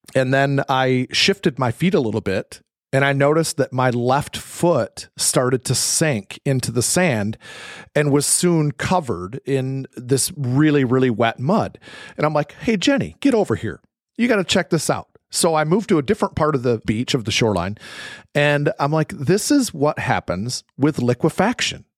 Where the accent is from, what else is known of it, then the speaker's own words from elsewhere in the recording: Michigan, United States; I'm from Michigan